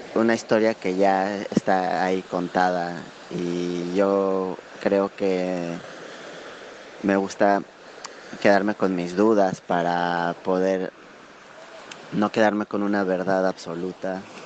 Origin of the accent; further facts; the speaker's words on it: Mexico; soy de México